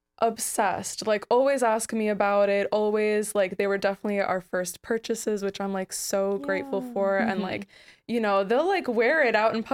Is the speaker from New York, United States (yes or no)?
yes; New York, United States; I'm from New York.